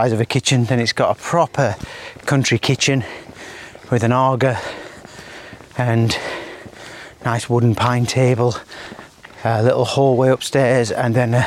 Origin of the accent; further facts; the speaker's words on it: the north of England, United Kingdom; moved away as an adult; now in Dubai, United Arab Emirates; I'm from the north.